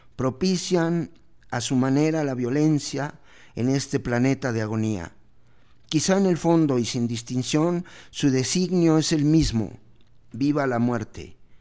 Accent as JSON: {"language": "Spanish", "country": "Mexico", "said": "como somos mexicanos"}